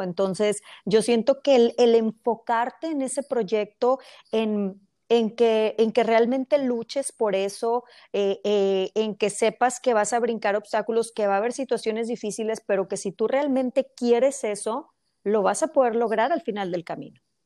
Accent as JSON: {"language": "Spanish", "country": "Mexico", "moved": "as an adult", "lives_now": "United States", "said": "yo soy mexicana, pero eh, tengo ya muchos años aquí en Estados Unidos"}